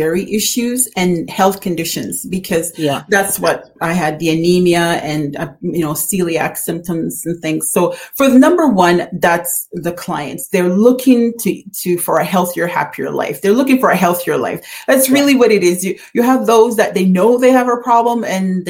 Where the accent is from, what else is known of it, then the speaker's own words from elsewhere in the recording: Jamaica; we love growing up in Jamaica